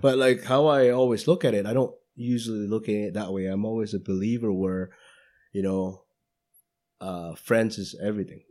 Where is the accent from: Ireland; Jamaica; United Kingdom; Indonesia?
Indonesia; moved away; going back to Indonesia, to my hometown